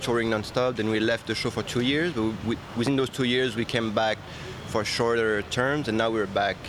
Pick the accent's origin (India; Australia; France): France; And I'm from France.